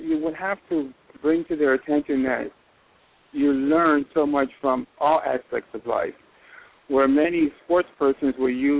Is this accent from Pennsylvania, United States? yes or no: yes; York, Pennsylvania, United States; I came from York, Pennsylvania, and York High was the local high school